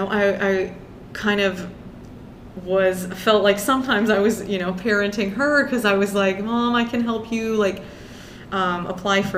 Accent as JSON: {"language": "English", "country": "United States", "tie": "born or raised there", "first_language": "Persian", "second_language": "English", "said": "I was born in the United States"}